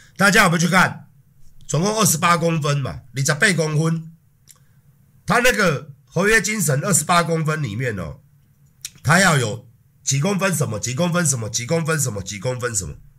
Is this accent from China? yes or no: no; Taiwan; 身为一个台湾人